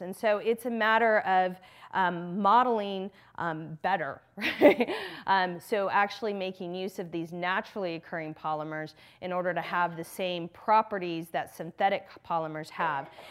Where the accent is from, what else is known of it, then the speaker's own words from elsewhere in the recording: Texas, United States; moved away; I grew up in Texas, in the South